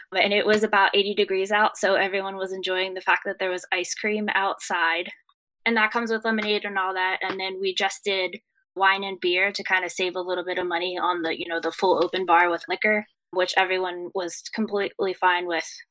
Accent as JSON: {"language": "English", "region": "New Jersey", "country": "United States", "said": "We are from New Jersey"}